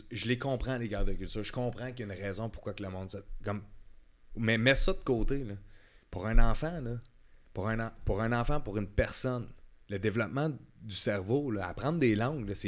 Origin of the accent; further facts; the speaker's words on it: Gatineau, Quebec, Canada; moi, je suis né à Gatineau. Là, Toujours, grandi au Québec.